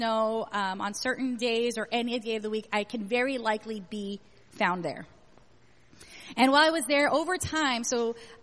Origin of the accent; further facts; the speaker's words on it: California, United States; moved away; I grew up in California